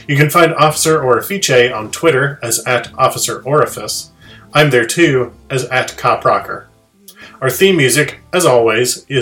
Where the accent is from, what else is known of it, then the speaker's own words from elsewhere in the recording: United States; I'm American